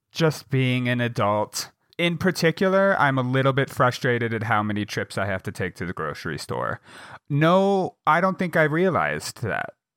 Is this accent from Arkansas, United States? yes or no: no; Jackson, Wyoming, United States; now in Bozeman, United States; my hometown, in Jackson